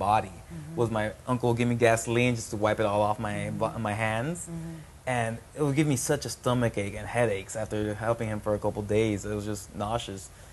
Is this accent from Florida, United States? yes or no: yes; Miami, Florida, United States; growing up in Miami